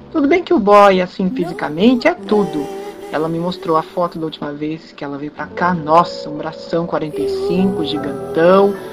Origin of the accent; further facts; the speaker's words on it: Campinas, São Paulo, Brazil; eu sou aqui de Campinas.